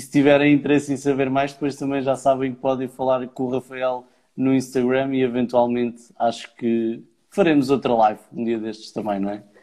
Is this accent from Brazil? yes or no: no; Leiria, Centro, Portugal; moved away; also born or lived in Porto / Aveiro; eu sou natural de Leiria. E depois fui para o Porto, e depois Avaro